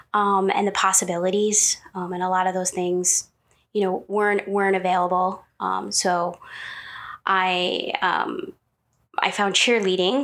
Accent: Hammondsport, New York, United States; I was born in in New York, in upstate New York

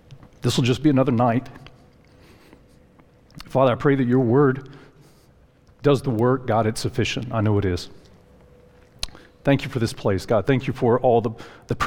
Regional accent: Lower Alabama, United States; also born or lived in Decatur, Alabama; now in Huntsville, United States; I grew up in Lower Alabama, and in high school, my family relocated to North Alabama.

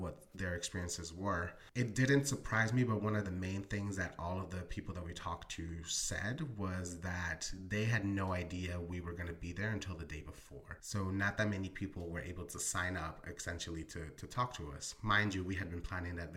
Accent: Philadelphia, Pennsylvania, United States; also born or lived in Colombia; Grew up in North Philadelphia, Northeast Philly, and currently reside in West Philadelphia

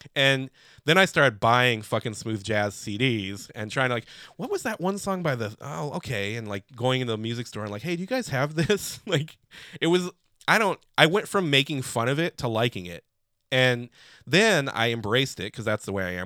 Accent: Chicago, Illinois, United States; I'm from Chicago.

